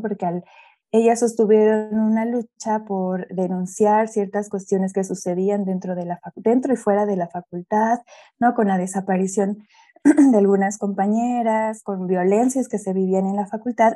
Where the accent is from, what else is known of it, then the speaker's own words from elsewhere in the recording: Mexico City, Mexico; yo soy de acá de la Ciudad de México, de, de la zona centro-sur de la ciudad, en la alcaldía de Coyoacán